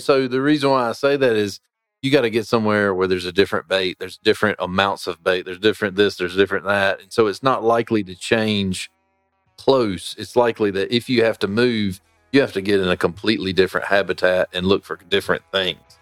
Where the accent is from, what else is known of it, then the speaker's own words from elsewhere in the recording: Sarum Creek, North Carolina, United States; I grew up fishing in Sarum Creek, learned how to fly fish there